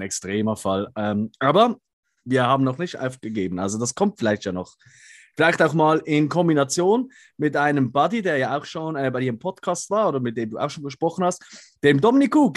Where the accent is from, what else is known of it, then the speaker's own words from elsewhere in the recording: Switzerland; wir sind Schweizer, deswegen können wir nicht so gut Hochdeutsch wie ihr